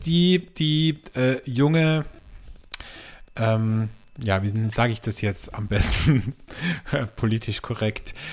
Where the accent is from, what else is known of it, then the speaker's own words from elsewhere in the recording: Austria; bei uns in Österreich